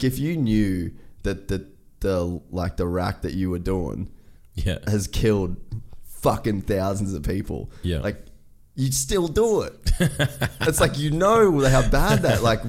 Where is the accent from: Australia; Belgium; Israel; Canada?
Australia; I don't have a Texas license, like I'm Australian, I'm just here on holidays